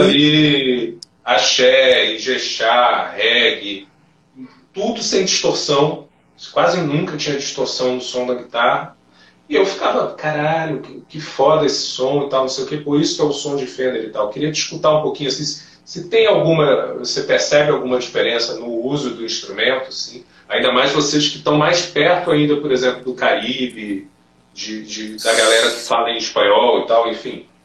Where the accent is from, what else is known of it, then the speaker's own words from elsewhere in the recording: interior of Bahia, Brazil; moved away; Eu, eu, fui criado na Bahia, no interior da Bahia, então é, não foi muito fácil chegar aqui depois, não.